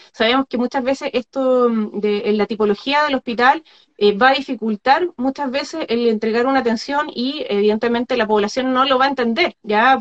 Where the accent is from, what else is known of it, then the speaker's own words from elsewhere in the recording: Magallanes and Chilean Antarctica, Chile; el ser magallánica. nacida y torcida por el viento.